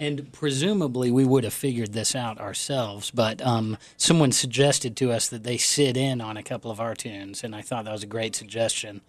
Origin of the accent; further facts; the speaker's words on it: Raleigh, North Carolina, United States; I grew up in Raleigh